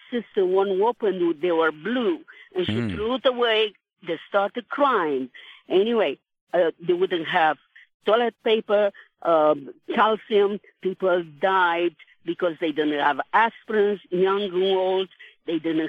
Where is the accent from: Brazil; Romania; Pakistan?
Romania; now in United States; I am about 70 years old and I'm from Romania.